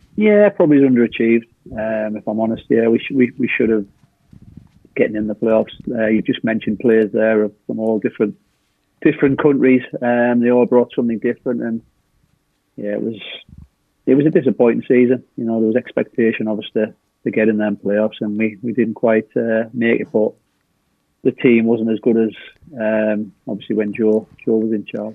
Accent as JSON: {"language": "English", "area": "the North East", "region": "North East England", "country": "United Kingdom", "moved": "as an adult", "said": "I'm from obviously the northeast"}